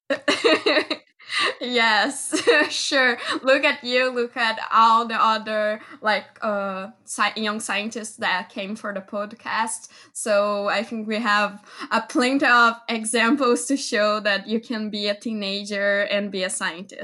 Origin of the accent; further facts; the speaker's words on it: Brazil; my hometown because I live in the countryside of Brazil